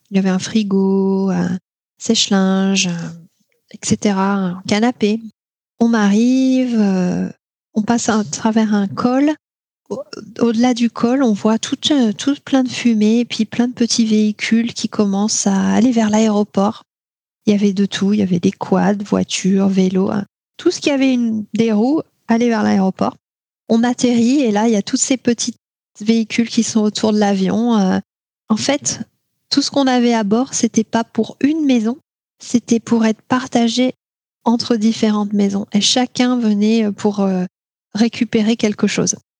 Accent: Tours, Centre-Val de Loire, France; moved away; also born or lived in Alaska; là où j'ai grandi à Tours

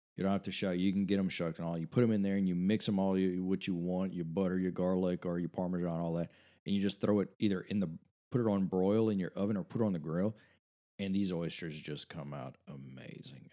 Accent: Cut Off, Louisiana, United States; Coach O is from my hometown

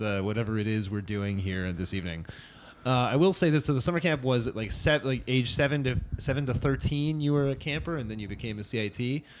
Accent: Cambridge, Massachusetts, United States; moved away as an adult; now in Amsterdam, Netherlands; Cambridge, Massachusetts.

